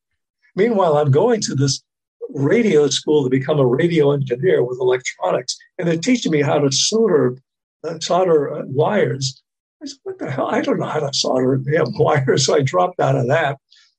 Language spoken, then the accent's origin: English; Boston, Massachusetts, United States; Growing up in Boston, it was a very powerful radio station, WBZ.